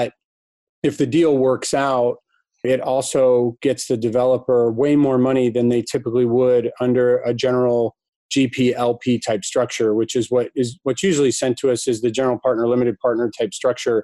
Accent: Ann Arbor, Michigan, United States; Came back to my hometown, Ann Arbor

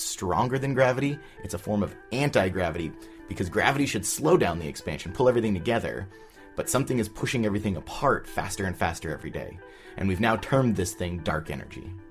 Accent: Southern California, United States; I grew up in Southern California

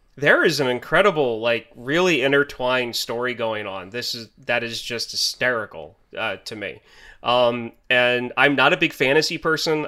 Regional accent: United States; As an American

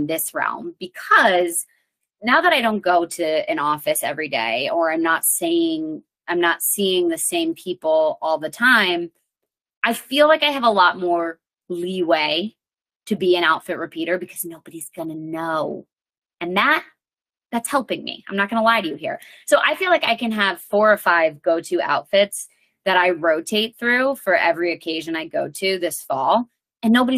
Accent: Connecticut, United States; I'm from Connecticut

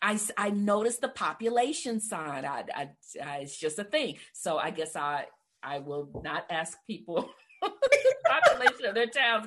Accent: Livingston, Texas, United States; I grew up in a place called Livingston, Texas

